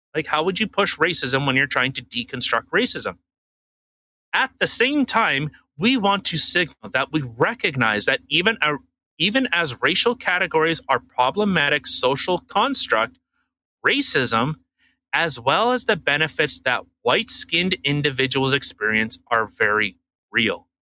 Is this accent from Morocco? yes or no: no; Canada; I'm Canadian, and uh, you know, this is how we do things up here